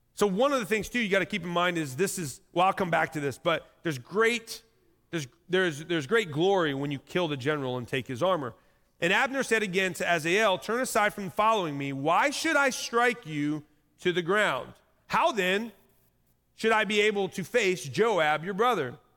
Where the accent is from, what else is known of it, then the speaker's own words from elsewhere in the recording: Indiana, United States; I'm just from Indiana